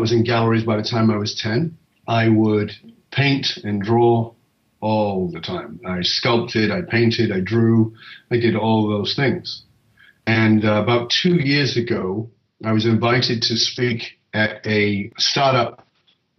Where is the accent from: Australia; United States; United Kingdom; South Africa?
United Kingdom; the north of England; I was born in Northern England in a ghetto